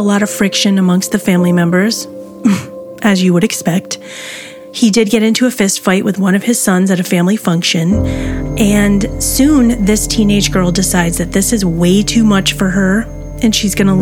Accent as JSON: {"language": "English", "area": "Syracuse area", "region": "New York", "country": "United States", "tie": "born or raised there", "said": "in my own hometown"}